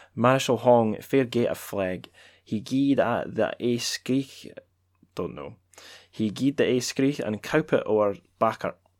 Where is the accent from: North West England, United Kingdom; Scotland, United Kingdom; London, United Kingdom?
Scotland, United Kingdom; Dundee; I'm from Dundee.